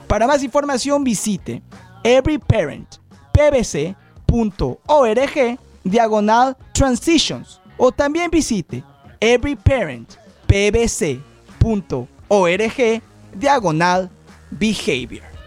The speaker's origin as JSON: {"language": "Spanish", "country": "Mexico", "said": "soy mexicano"}